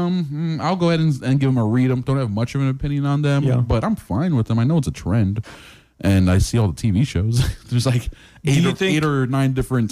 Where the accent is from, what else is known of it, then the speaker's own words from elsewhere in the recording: New York, United States; now in Florida, United States; growing up in New York